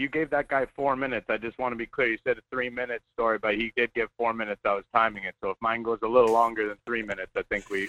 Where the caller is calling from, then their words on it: Anchorage, Alaska, United States; I'm in Anchorage.